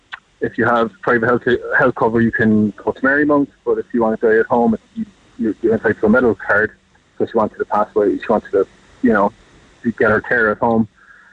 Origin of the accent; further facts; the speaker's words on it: Ireland; I'm an Irish citizen, a generational taxpayer into this country, okay? Generations of us have been here.